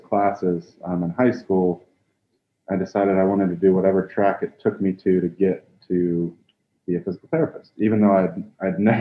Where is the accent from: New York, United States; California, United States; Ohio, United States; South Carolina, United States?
South Carolina, United States; Columbia; I grew up in Columbia, South Carolina